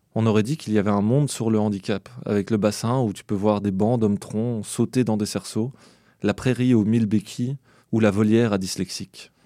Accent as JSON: {"language": "French", "country": "Belgium", "moved": "as an adult", "said": "je viens de Belgique"}